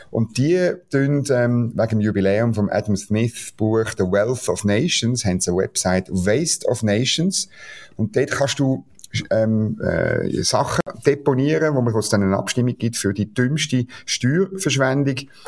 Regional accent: Switzerland; manchmal fühlt sich als Schweizer ähm, äh, noch gut, weil es ist an anderen Orten noch viel schlimmer.

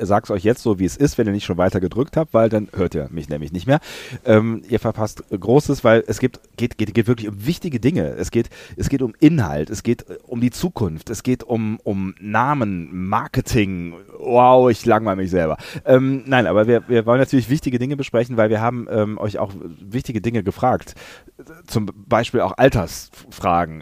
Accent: near Langerwehe, near Aachen, North Rhine-Westphalia, Germany; moved away; Langerwehe, nah an meiner alten Heimat

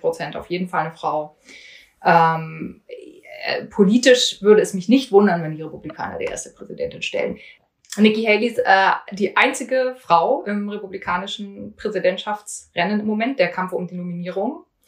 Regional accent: East Germany, Germany; moved away as an adult; now in Washington, United States; ich bin in Ostdeutschland groß geworden

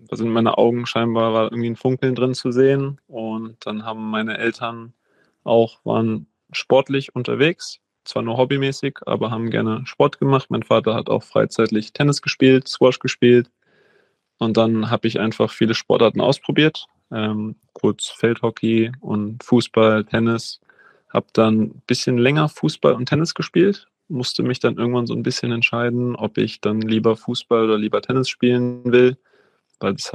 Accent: Berlin, Germany; Also ich bin in Wannsee aufgewachsen, ähm, in Berlin, kleiner, kleiner Teil, ein bisschen außerhalb, nicht in der Stadt, ähm, wie sich das die meisten vorstellen.

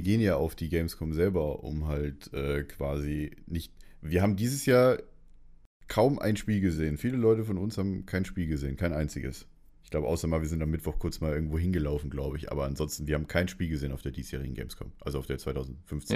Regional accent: Munich, Bavaria, Germany; ich komme aus München

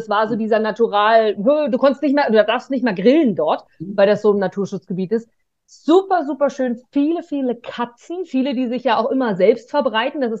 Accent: Germany

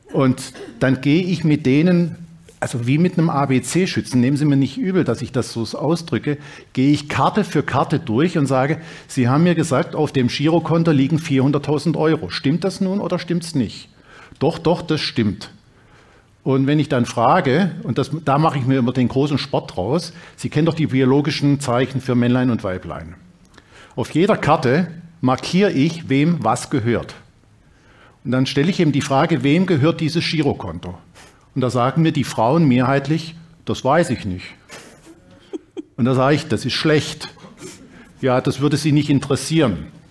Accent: Dresden, Saxony, Germany; moved away; also born or lived in Reutlingen / Bremen / Berlin; in Dresden, meiner Heimatstadt

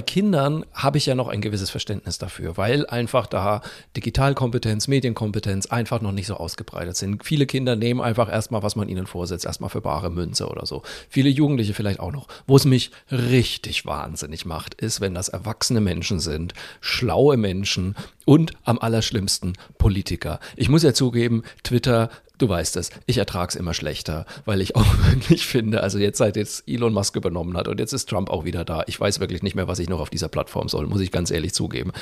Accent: Franconia, Bavaria, Germany; als Franke

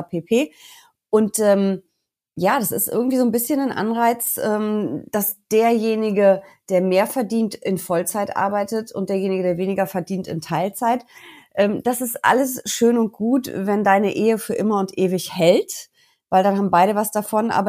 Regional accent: North Rhine-Westphalia, Germany; Also ich bin ein bisschen mutiger als Herr Lindner ähm, und ich komme aus NRW. Du weißt, unser Abi hier hat ja nicht den allerbesten Ruf

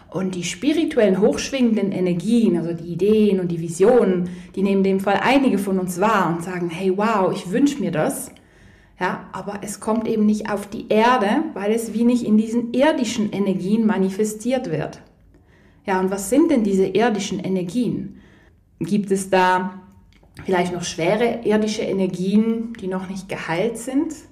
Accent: Poland; ich komme ja ursprünglich aus Polen, beide Eltern, und beide Großeltern und Urgroßeltern haben logischerweise den Zweiten Weltkrieg erlebt.

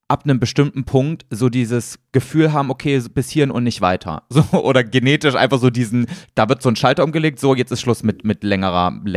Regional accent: Erfurt, Thuringia, Germany; moved away; Ja, gebürtig komme ich aus Anfang? Erfurt, aber jetzt wohne ich nicht mehr da.

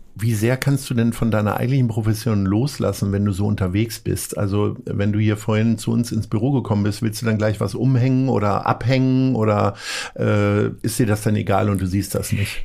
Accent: Hanover, Lower Saxony, Germany; now in Hamburg, Germany; ich komme aus Hannover

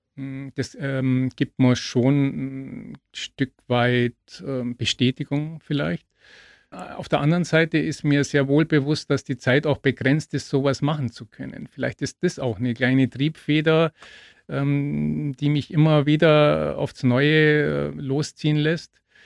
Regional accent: Augsburg, Bavaria, Germany; bis nach Augsburg in meine Heimat

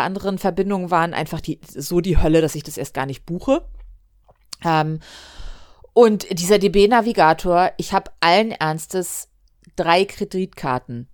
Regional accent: Hamburg, Germany; ich bin am Hamburger Hauptbahnhof groß geworden

